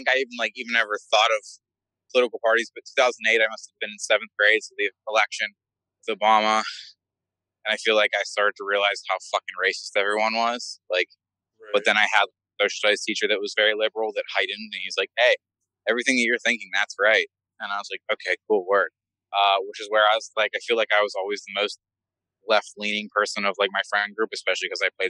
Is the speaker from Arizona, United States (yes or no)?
no; Pittsburgh, Pennsylvania, United States; born and raised in Kensington.